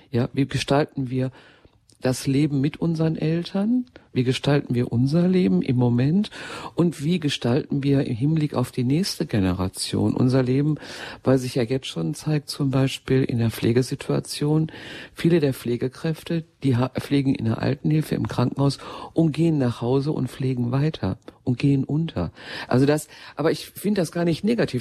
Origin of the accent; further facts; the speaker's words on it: Ruhr area, North Rhine-Westphalia, Germany; ich stamme ja mitten aus dem Ruhrgebiet